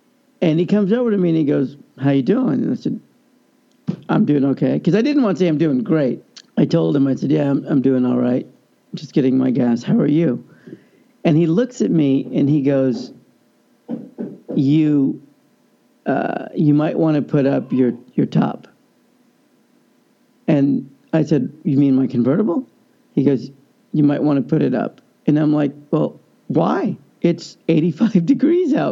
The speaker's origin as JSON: {"language": "English", "country": "United States", "also_born_or_lived": "Kansas City", "said": "I'm American"}